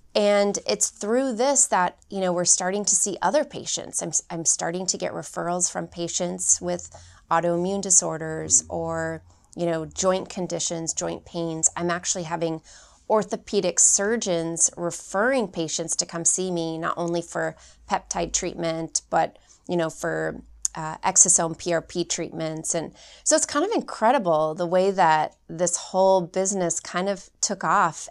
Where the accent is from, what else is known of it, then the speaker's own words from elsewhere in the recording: Phoenix, Arizona, United States; I'm originally from Phoenix, Arizona